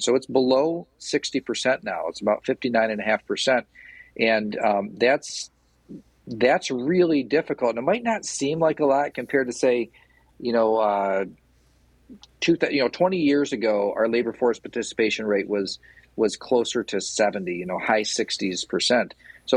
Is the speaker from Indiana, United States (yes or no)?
no; Portland, Michigan, United States; I'm from Portland. Like, I know everybody in Portland. Everybody in Portland knows me.